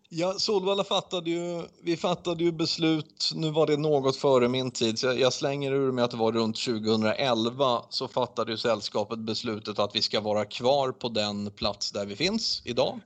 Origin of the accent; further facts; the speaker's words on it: Sweden; vi är svenskar